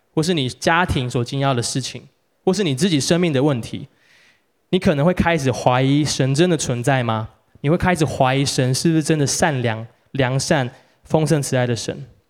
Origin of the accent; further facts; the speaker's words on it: Taiwan; 像我们台湾人